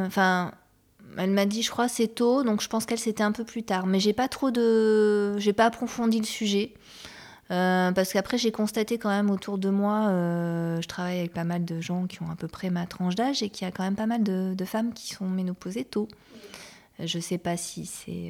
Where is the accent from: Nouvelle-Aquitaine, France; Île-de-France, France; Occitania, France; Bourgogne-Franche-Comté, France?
Nouvelle-Aquitaine, France; Bordeaux; je suis originaire de Bordeaux